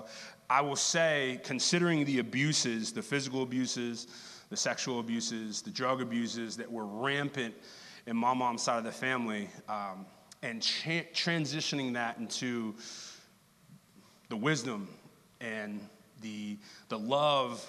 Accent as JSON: {"language": "English", "region": "Texas", "country": "United States", "tie": "born or raised there", "moved": "yes", "lives_now": "Kansas City, United States", "said": "native Texans are. We just are finding a reason to tell you I am from Texas."}